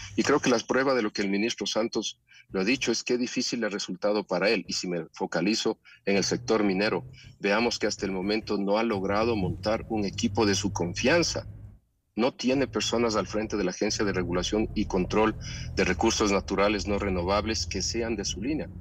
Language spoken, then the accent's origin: Spanish; Ecuador; todos los ecuatorianos